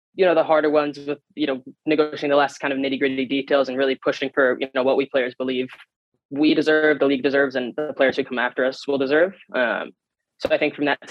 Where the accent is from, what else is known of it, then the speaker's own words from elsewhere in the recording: New Jersey, United States; now in Tacoma, United States; I'm from New Jersey